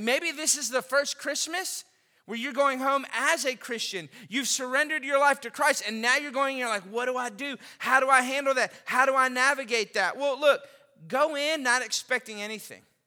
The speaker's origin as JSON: {"language": "English", "town": "Austin", "region": "Texas", "country": "United States", "tie": "born or raised there", "also_born_or_lived": "Lafayette, Louisiana", "moved": "yes", "said": "I grew up in Austin, Texas"}